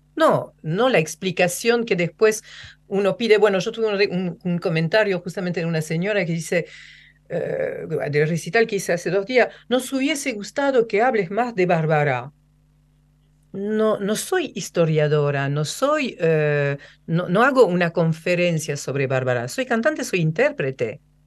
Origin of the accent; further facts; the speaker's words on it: Rouen, Normandy, France; Spanish is a second language; now in Argentina; mi pueblo, que es Rouen. Rouen es un pueblo gris, lloviznoso.